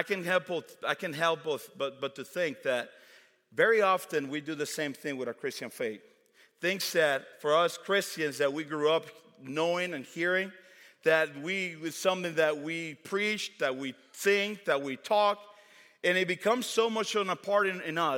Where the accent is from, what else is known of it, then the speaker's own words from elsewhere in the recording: Dominican Republic; now in United States; Growing up in the Dominican Republic